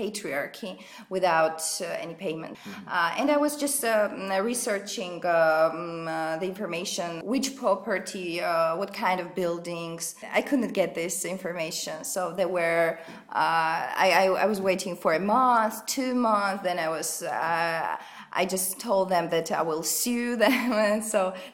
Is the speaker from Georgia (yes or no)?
yes; Tbilisi, Georgia; I'm from Tbilisi